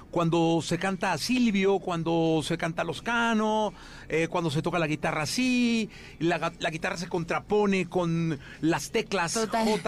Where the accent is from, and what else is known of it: Mexico